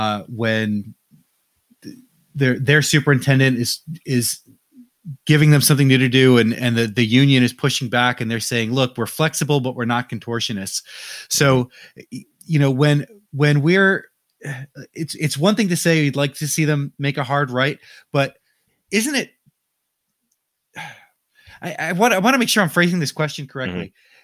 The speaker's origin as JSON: {"language": "English", "region": "Northeast", "country": "United States", "said": "I'm a Jets fan. I'm from the Northeast. I'm a Jets fan."}